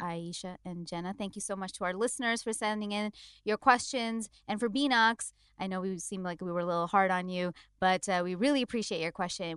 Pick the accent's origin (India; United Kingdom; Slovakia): India; as an Indian